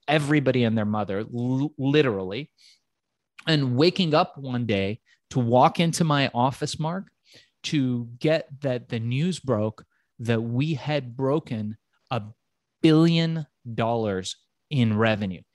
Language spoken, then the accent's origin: English; Tehran, Tehran Province, Iran; now in United States; I was born in Tehran and came to the United States just in the late nineteen seventies